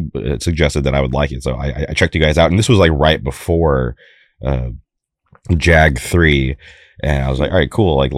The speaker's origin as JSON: {"language": "English", "region": "California", "country": "United States", "said": "I'm from California"}